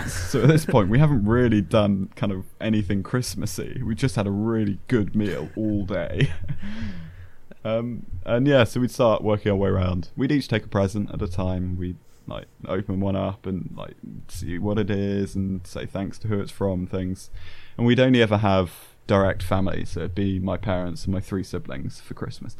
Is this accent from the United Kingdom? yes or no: yes; United Kingdom; accent: southern British; a very southern British thing that we just are awful at showing excitement